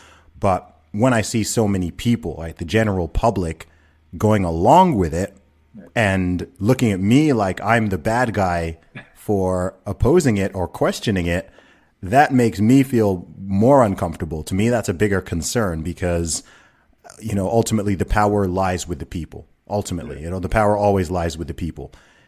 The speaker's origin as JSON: {"language": "English", "country": "Saudi Arabia", "tie": "born or raised there", "said": "I grew up in the Middle East, you know, I grew up in Saudi Arabia."}